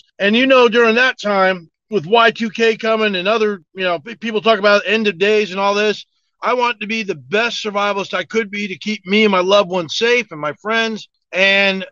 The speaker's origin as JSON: {"language": "English", "region": "New Jersey", "country": "United States", "tie": "born or raised there", "also_born_or_lived": "Hawaii / southern United States", "moved": "as an adult", "lives_now": "Fayetteville, United States", "said": "I was born and raised in North Jersey, just outside New York City. Grew up a lot of Italian neighborhoods, and at 19, I joined the Army"}